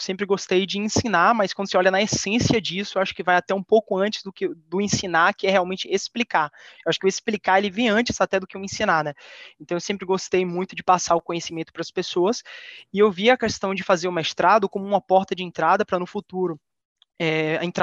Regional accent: Salvador, Bahia, Brazil; Eu tenho 26 anos, eu sou de Salvador, Bahia

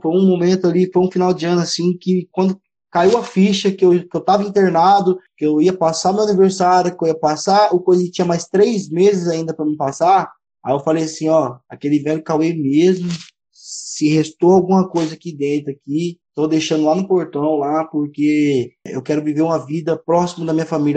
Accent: Três Lagoas, Mato Grosso do Sul, Brazil; voltar pra minha terra, que é aqui, minha terra que eu falo, Três Lagoas, Mato Grosso do Sul

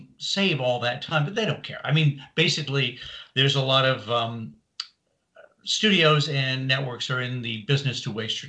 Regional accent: Canada; moved away as an adult; also born or lived in Britain (born); now in Los Angeles, United States; Originally from Canada, moved to LA 1984

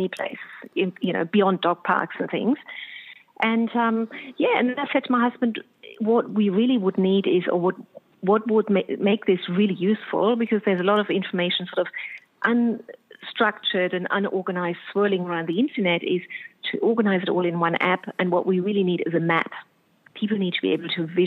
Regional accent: Germany; now in Australia; I'm from Germany

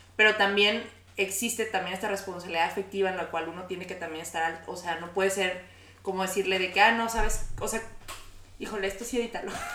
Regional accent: Mexico; todos somos mexicanos, latinos

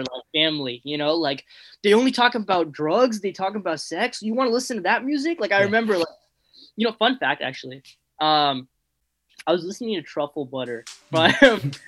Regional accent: San Fernando Valley, California, United States; I grew up in San Fernando Valley

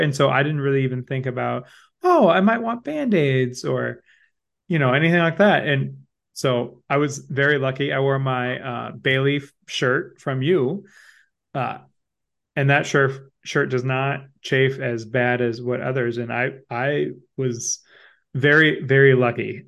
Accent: Midwest, United States; being a Midwesterner

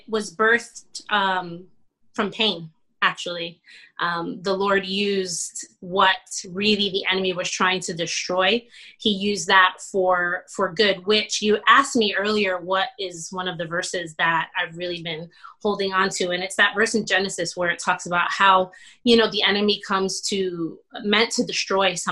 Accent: Plantation, Florida, United States; also born or lived in Bronx, New York; I am a Puerto Rican from the Bronx. I grew up in South Florida, graduated 1999 from Plantation High

